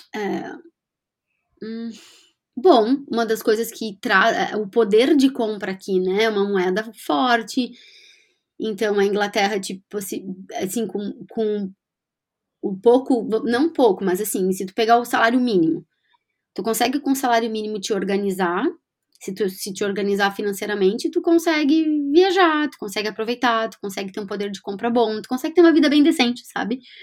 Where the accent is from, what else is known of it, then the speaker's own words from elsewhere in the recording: Rio Grande do Sul, Brazil; moved away as an adult; also born or lived in London, United Kingdom / Florianópolis, Brazil; now in Edinburgh, United Kingdom; como gaúcha que somos